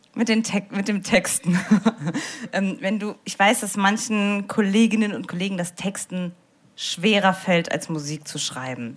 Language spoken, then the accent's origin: German; Saarbrücken, Saarland, Germany; Ich bin ja aus Saarbrücken